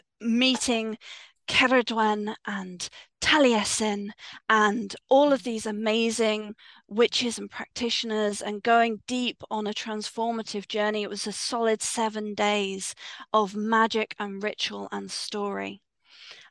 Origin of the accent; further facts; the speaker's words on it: Swindon, South West England, United Kingdom; I grew up in Swindon